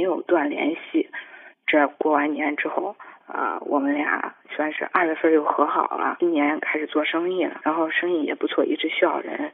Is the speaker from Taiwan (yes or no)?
no; Zhengzhou, Henan, China; 我是郑州这边儿的